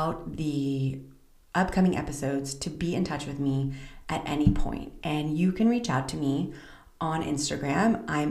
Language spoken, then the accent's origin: English; Southern California, United States; moved away as an adult; also born or lived in Central Israel; now in Israel; I'm originally from Southern California, and today I reside in Central Israel